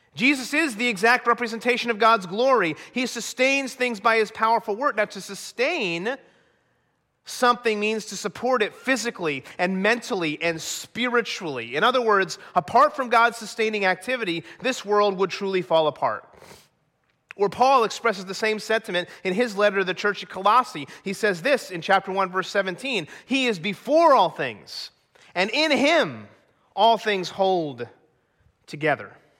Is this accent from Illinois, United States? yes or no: no; New Jersey, United States; moved away as an adult; also born or lived in Colorado; growing up in New Jersey